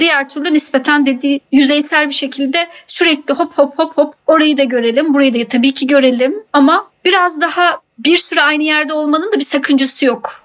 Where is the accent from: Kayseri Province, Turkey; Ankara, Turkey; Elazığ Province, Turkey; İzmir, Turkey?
İzmir, Turkey; also born or lived in Istanbul, Turkey / London, United Kingdom; now in Deal, United Kingdom; İzmirliyim ben.